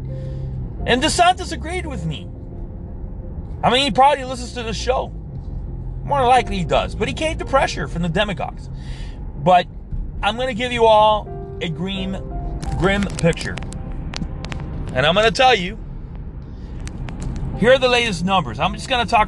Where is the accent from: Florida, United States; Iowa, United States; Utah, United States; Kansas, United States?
Florida, United States; Hialeah; I'm from East Hialeah